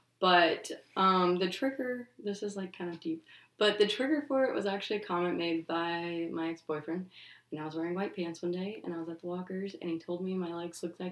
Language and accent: English; Little Rock, Arkansas, United States; moved away as an adult; also born or lived in Memphis, Tennessee; I'm from Little Rock, Arkansas. I've lived there for most of my life. I was actually born in Memphis, lived there for a few years, but then moved to Little Rock.